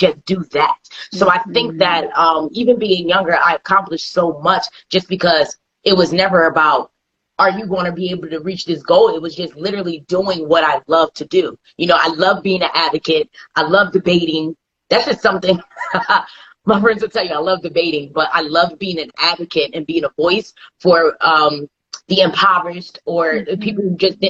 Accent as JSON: {"language": "English", "region": "New Jersey", "country": "United States", "said": "I'm from Jersey"}